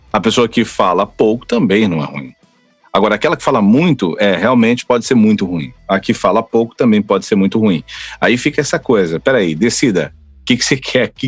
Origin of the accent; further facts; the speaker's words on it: São Paulo, Brazil; now in Florianópolis, Brazil; Eu moro em Florianópolis, mas eu não sou de Floripa, né? Faz 18 anos que moro em Floripa, sou do interior de São Paulo, conheci uma argentina, casei